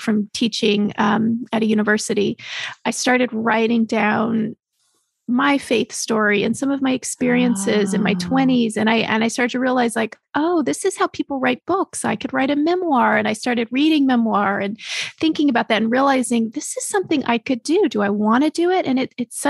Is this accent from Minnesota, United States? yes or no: no; Texas, United States; moved away; also born or lived in Chicago; I grew up in Texas.